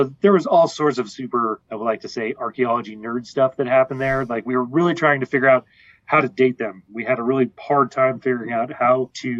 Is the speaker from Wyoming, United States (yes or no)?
yes; Wyoming, United States; moved away as an adult; now in Alpine, United States; I'm originally from Wyoming, and I did my master's and my bachelor's at the University of Wyoming.